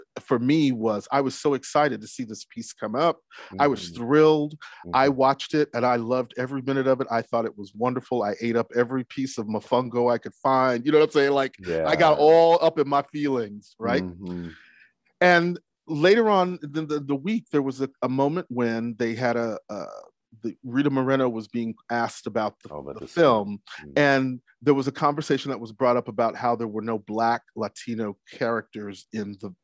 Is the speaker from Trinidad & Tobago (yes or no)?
yes; Trinidad & Tobago; From Trinidad. We're Trinidad, man.